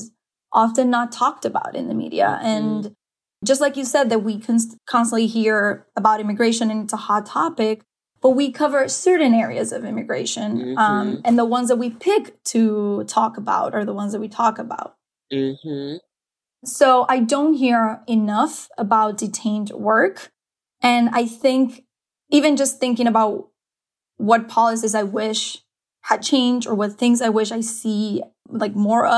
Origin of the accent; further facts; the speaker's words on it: Dominican Republic; now in United States; I am originally from Dominican Republic, so I am an immigrant myself here in this country